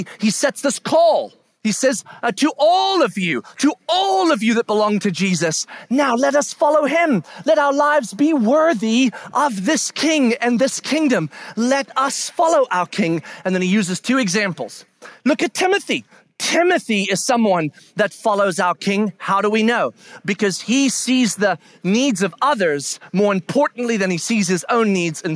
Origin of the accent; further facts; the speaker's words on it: United States; we are American, meaning Western